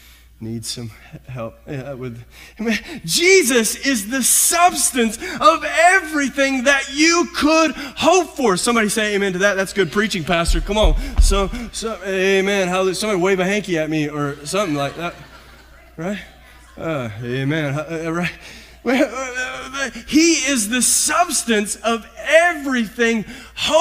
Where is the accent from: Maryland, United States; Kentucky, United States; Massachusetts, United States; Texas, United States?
Kentucky, United States; moved away as an adult; also born or lived in Visalia; I grew up in Kentucky